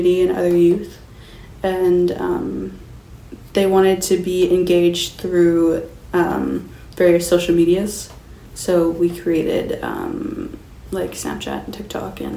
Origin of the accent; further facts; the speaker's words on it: Skowkale, British Columbia, Canada; I'm 17 and I'm from Schuylkill